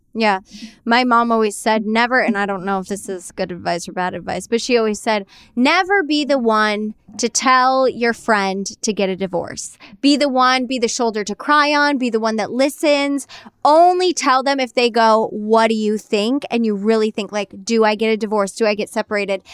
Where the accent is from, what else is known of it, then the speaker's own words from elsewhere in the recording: New York, United States; I grew up in New York, Jersey Shore